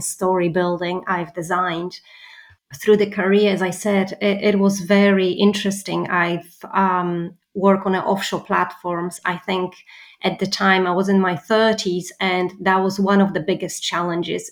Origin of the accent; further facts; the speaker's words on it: Poland; moved away; I'm from Poland